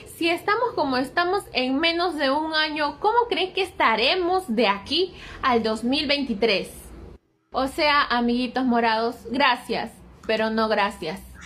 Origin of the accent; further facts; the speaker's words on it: Arequipa, Peru; Yo soy de Arequipa, he dejado abandonado a mis hijos en Arequipa